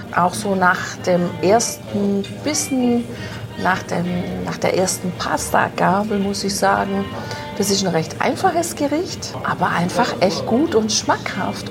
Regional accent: Germany; bei uns zu Hause in Deutschland

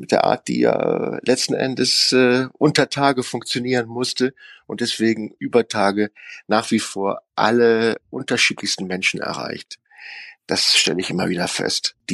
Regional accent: North Rhine-Westphalia, Germany; Wir können genauso hart sein aus dem Westen, finde ich. Wir sind ja auf Kohle geboren.

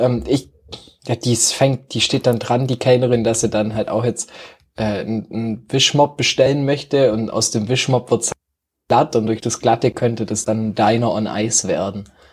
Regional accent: Germany; als Deutscher

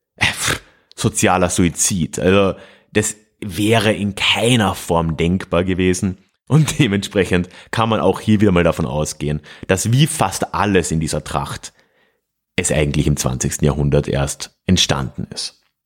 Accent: Freising, Bavaria, Germany; meiner Heimatstadt Freising

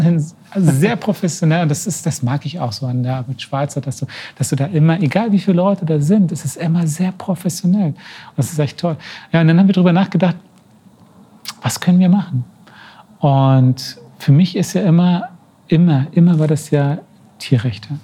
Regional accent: 80-90 km south of Berlin, Brandenburg, Germany; moved away as an adult; ich bin ja geboren, 80, 90 Kilometer von Berlin entfernt, mhm. ähm, im Süden

